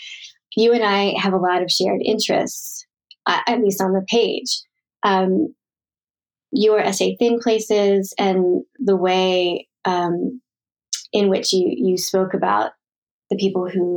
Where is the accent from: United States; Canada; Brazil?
United States; Philadelphia, Pennsylvania; growing up in Philadelphia